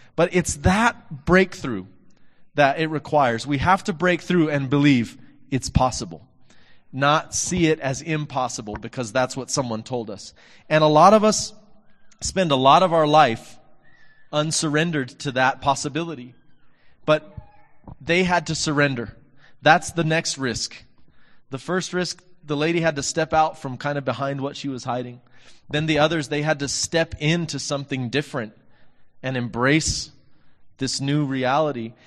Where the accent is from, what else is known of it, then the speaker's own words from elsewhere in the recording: Texas, United States; from my hometown, Texas